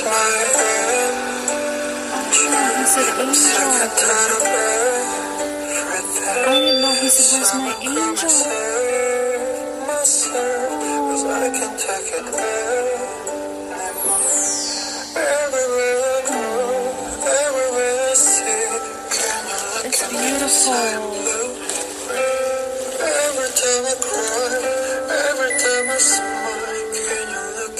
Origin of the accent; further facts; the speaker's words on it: Wisconsin River, United States; I grew up on the Wisconsin River